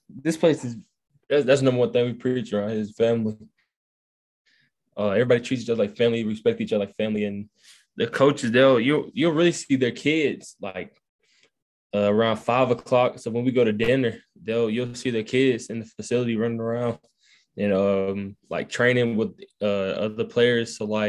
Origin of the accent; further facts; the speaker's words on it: Newton, Georgia, United States; From Newton, Georgia.